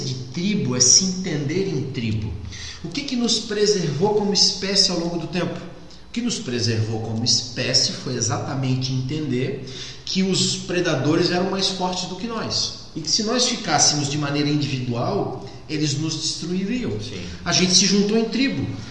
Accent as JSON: {"language": "Portuguese", "town": "Florianópolis", "region": "Santa Catarina", "country": "Brazil", "said": "sou manezinho, sou de Florianópolis"}